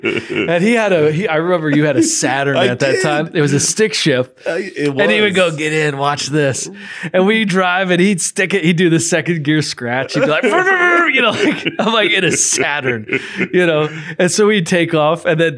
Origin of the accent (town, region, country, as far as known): St. Louis, Missouri, United States; born or raised there